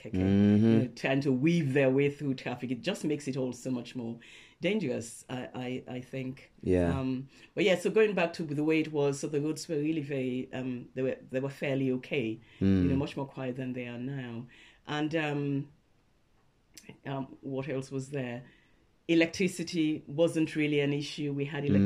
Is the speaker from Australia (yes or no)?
no; Freetown, Western Area, Sierra Leone; moved away as an adult; now in United Kingdom; I was born in Freetown, Sierra Leone.